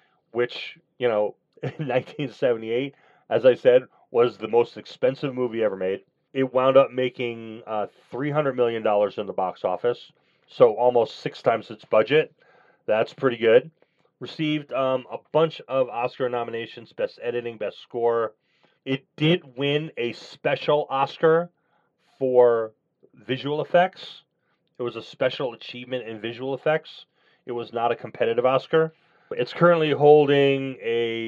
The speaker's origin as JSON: {"language": "English", "town": "Stamford", "region": "Connecticut", "country": "United States", "tie": "born or raised there", "said": "I grew up in Stamford, which is the city in Connecticut right next to them"}